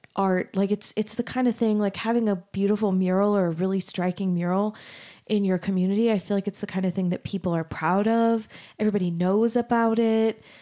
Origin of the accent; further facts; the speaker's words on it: Arizona, United States; moved away as an adult; also born or lived in Texas; now in Utah, United States; I grew up in Arizona and then went to school in Texas